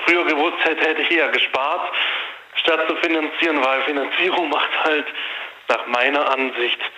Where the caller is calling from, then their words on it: Freiburg, Baden-Württemberg, Germany; aus Freiburg. Diesmal auf dem Festnetz, weil mein Handy irgendwie spinnt.